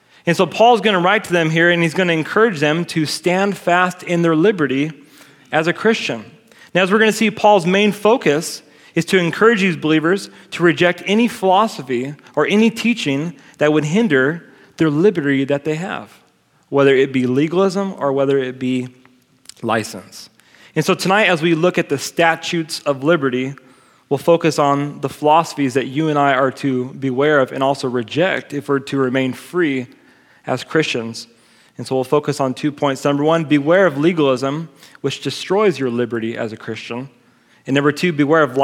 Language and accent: English; United States; I'm an American